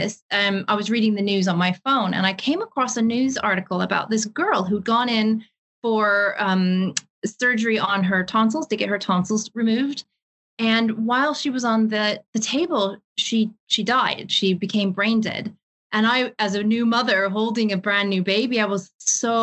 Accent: Seattle, Washington, United States; moved away as an adult; also born or lived in Ireland; now in London, United Kingdom; So I'm originally from Seattle. I was born and raised there.

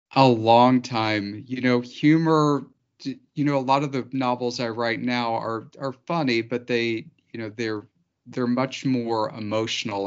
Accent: Missouri Ozarks, United States; I grew up in the Missouri Ozarks

